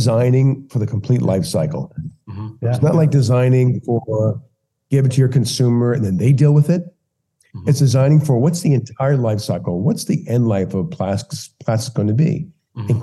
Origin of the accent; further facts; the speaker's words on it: Louisiana, United States; now in California, United States; I grew up in Louisiana. I grew up at the mouth of the Mississippi